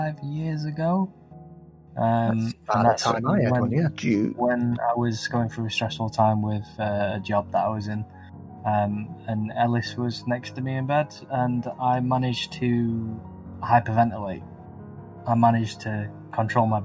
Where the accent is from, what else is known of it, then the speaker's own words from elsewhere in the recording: England, United Kingdom; we're English